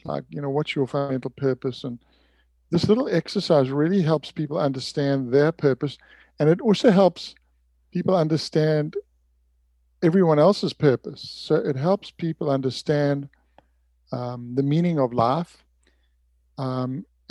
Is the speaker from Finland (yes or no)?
no; Durban, KwaZulu-Natal, South Africa; moved away as an adult; now in Santa Barbara, United States; I grew up in Durban, went to school there, went to university there